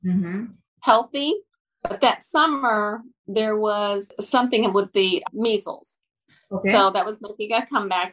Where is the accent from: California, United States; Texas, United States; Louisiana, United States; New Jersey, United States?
Texas, United States; Dallas; I am a Native American or Native Texan. I was born in Dallas here